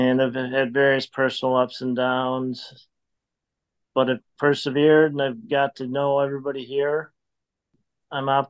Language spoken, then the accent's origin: English; Madison, Wisconsin, United States; moved away as an adult; also born or lived in Houston, Texas; now in Chicago, United States; born and raised in Madison, Wisconsin.